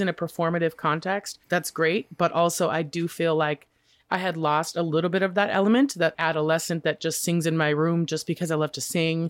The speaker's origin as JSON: {"language": "English", "town": "Boise", "region": "Idaho", "country": "United States", "tie": "born or raised there", "moved": "yes", "said": "growing up in Boise"}